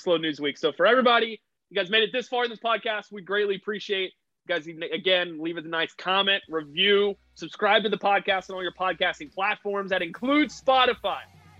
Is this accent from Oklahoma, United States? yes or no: yes; Edmond, Oklahoma, United States; I'm from Edmond.